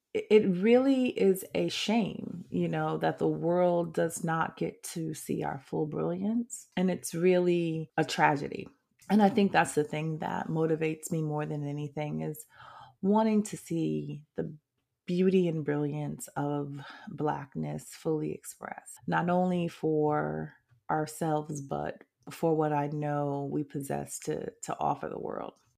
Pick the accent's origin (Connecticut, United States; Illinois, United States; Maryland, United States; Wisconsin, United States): Connecticut, United States; New Haven; moved away as an adult; also born or lived in Washington, D.C. / New York City / Kingston, Jamaica; now in New Orleans, United States; I am specifically from New Haven, Connecticut. I was born and raised there.